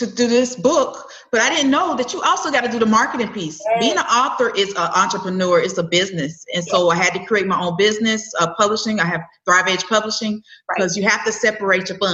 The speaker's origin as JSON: {"language": "English", "town": "Winston-Salem", "region": "North Carolina", "country": "United States", "also_born_or_lived": "Charlotte, North Carolina", "said": "I am originally from Winston-Salem, North Carolina."}